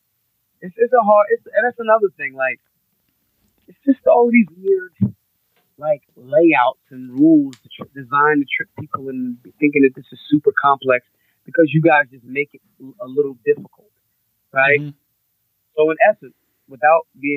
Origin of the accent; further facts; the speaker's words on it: Philadelphia, Pennsylvania, United States; I'm a Philadelphian